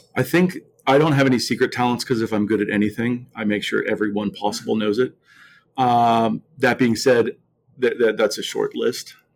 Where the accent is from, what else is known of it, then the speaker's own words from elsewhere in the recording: Mount Lebanon, Pennsylvania, United States; I grew up in Mount Lebanon